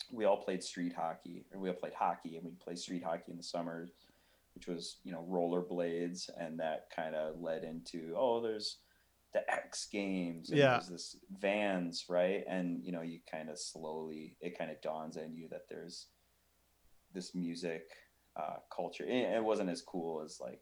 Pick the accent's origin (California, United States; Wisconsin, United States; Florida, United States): Wisconsin, United States; Eau Claire; also born or lived in North Carolina; now in Minneapolis, United States; I grew up in Eau Claire, Wisconsin, which is right over the border from the Twin Cities